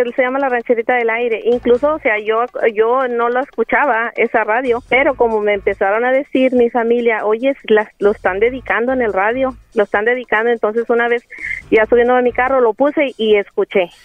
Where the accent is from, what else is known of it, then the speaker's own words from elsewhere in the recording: Coahuila, Mexico; now in San Antonio, United States; Yo soy de Coahuila, pero vivo aquí en San Antonio, Texas.